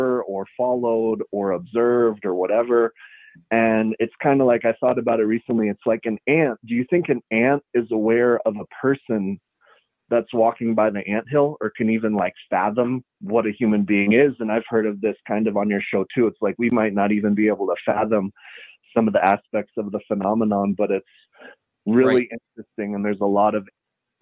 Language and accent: English; Taos, New Mexico, United States; I was born here and I grew up in Taos